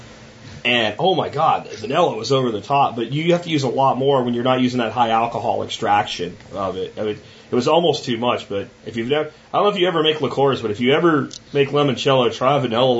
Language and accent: English; Pennsylvania, United States; now in Texas, United States; I live in Texas now, but I grew up in Pennsylvania